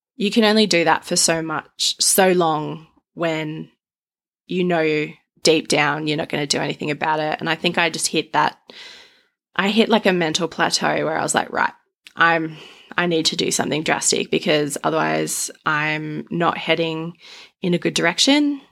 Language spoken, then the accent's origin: English; Australia; I'm Australian